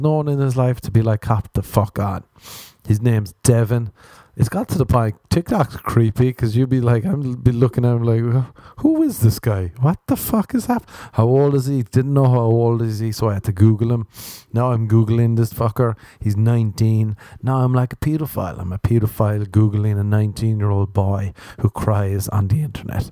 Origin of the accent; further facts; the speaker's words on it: Ireland; growing up in Ireland